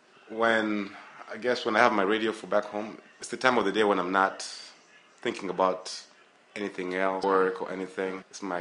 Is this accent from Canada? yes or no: no; Kenya; also born or lived in Burundi / Deerfield, United States; now in United States; I grew up in, I'm from Burundi, born there, grew up in Kenya, grew up in Deerfield, then went back to Kenya, then back here.